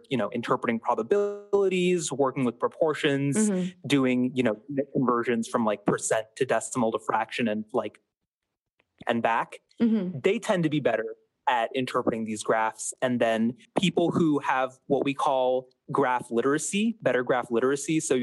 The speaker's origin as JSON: {"language": "English", "town": "Seattle", "region": "Washington", "country": "United States", "said": "I'm from Seattle, Washington"}